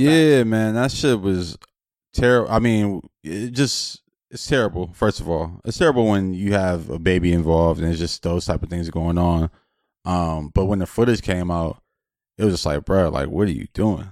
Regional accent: Los Angeles, California, United States; I'm from Los Angeles

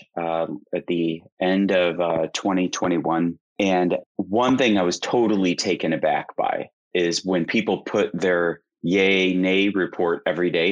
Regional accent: Missouri, United States; I had to pick a language in high school, and I'm from Missouri

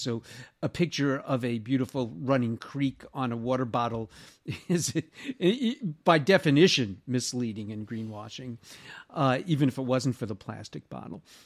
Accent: United States; also born or lived in Southern California; I, as an American in Sou-, Southern California

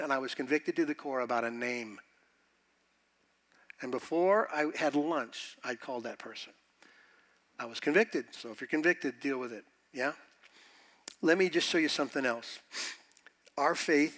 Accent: United States; being American

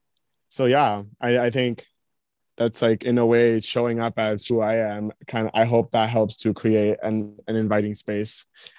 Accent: United States; I definitely do acknowledge that I have privilege when I go there for being American

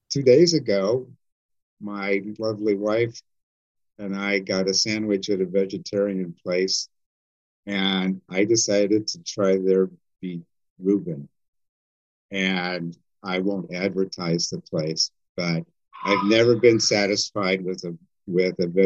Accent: Wisconsin, United States; like I'm from Wisconsin.

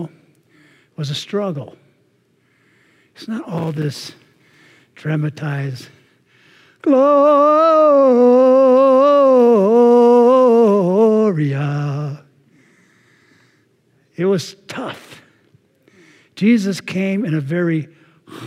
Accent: Anaheim, California, United States; I grew up in Anaheim. I was there before Disney was

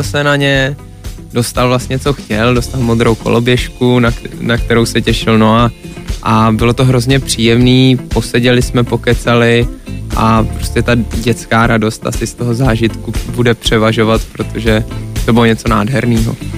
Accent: Czechia; also born or lived in Canada; furt jsem byl Čech

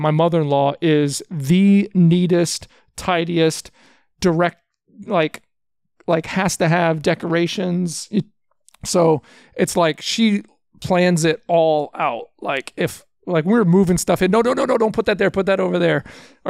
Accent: Houston, Texas, United States; I was born in Houston, so I grew up in Texas

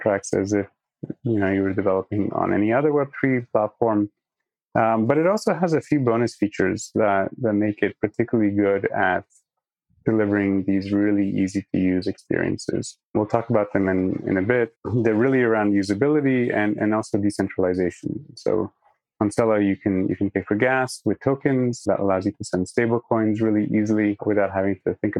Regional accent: Singapore; moved away as an adult; also born or lived in Poland / Toronto, Canada / Massachusetts, United States; I'm from Poland. My parents are Polish, but I was born and raised in Singapore and I grew up there

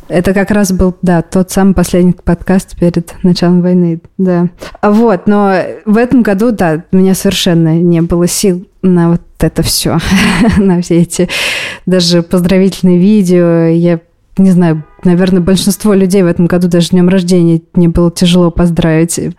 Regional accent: Kazan, Tatarstan, Russia; moved away as an adult; now in Israel; мне 29 лет, а 28 новых годов я отмечала в Казани со всей семьей

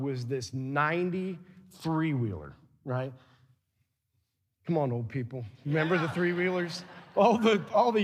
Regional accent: Adams Central, Indiana, United States; we had cousins from South Adams, and we're from Adams Central

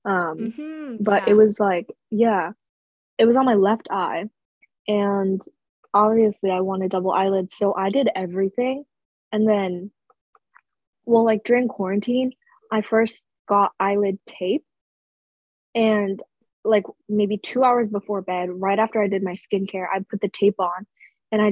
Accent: United States; I'm American.

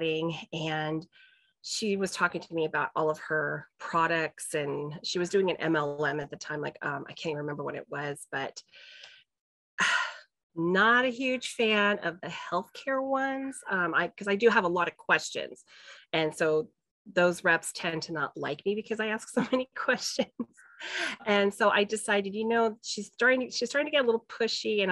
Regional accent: California, United States; moved away; I'm from California

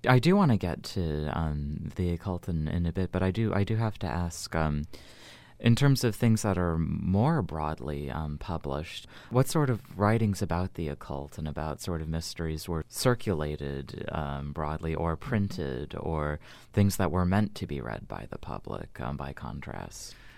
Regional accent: United States; as an American

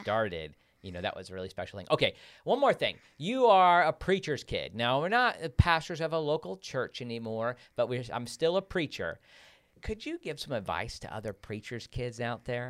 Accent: Midwest, United States; moved away; growing up in the Midwest where it's so cold

